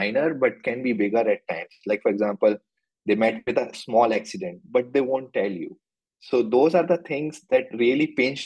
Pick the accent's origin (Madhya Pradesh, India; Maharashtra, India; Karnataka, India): Madhya Pradesh, India; Jabalpur; also born or lived in United States; now in Bangalore, India; My hometown is in Jabalpur, Madhya Pradesh